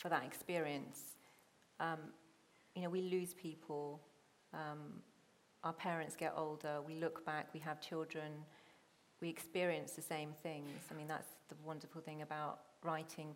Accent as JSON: {"language": "English", "town": "Hounslow", "region": "London", "country": "United Kingdom", "tie": "born or raised there", "also_born_or_lived": "Chiswick", "first_language": "Punjabi", "said": "I grew up in Hounslow"}